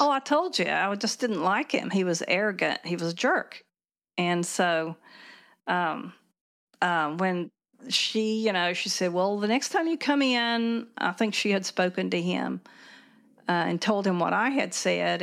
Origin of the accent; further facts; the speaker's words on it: near Princeton, Southern West Virginia, United States; I grew up in Southern West Virginia, out in a rural area, um, maybe ten miles north of Princeton